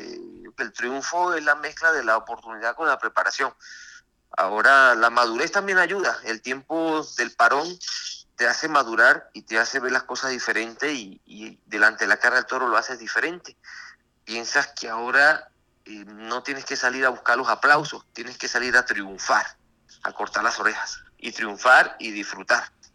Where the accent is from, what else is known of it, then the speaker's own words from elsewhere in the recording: Mérida, Venezuela; now in Mexico; fui a mi país, tomé la alternativa con el maestro Enrique Ponce, de, padrino, y, y, bueno, fui toré algunas corridas en mi país, triunfé en mi alternativa, en Tobar, en Mérida